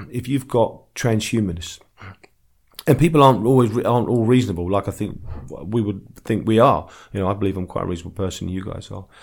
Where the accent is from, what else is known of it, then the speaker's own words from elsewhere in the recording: London, United Kingdom; I'm from the East End, so we call women girls